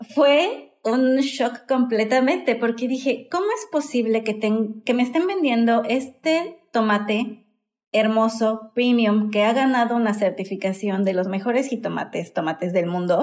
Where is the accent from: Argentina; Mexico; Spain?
Mexico